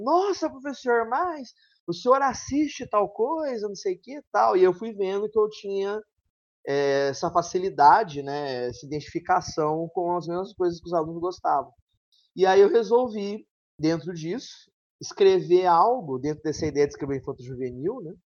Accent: São João da Boa Vista, São Paulo, Brazil; accent: mineiro; eu sou de uma região de São Paulo que é quase Minas

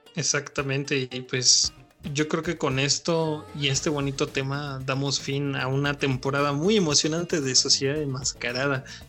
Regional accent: Mexico; somos todos mexicanos

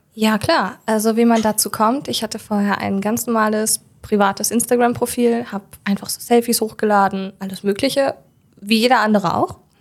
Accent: Hildesheim, Lower Saxony, Germany; now in Jever, Germany; ich äh, bin in Hildesheim geboren

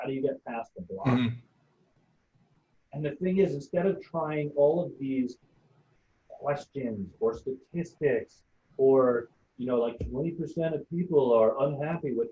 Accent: New York City, New York, United States; I grew up in Brooklyn

